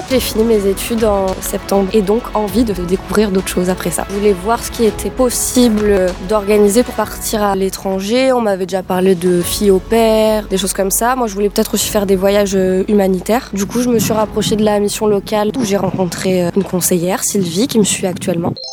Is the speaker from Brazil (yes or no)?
no; Dordogne, Nouvelle-Aquitaine, France; also born or lived in Nantes / Bordeaux; j'ai 24 euh, ans, je suis originaire de Dordogne. J'habite à Surac en Périgord, ah. à la vie à la mort. j'ai fait mon collège à Belvès et mon lycée à, à Sarlat.